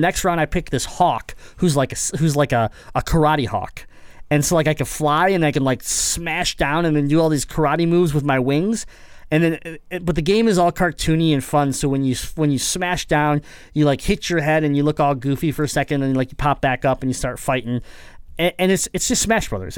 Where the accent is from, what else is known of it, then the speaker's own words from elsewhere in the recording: Detroit, Michigan, United States; we're from Michigan, we're Metro Detroit area